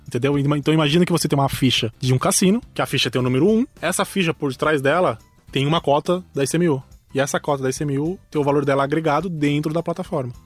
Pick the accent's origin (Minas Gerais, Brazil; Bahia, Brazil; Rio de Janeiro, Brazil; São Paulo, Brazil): São Paulo, Brazil; interior of; eu sou do interior de São Paulo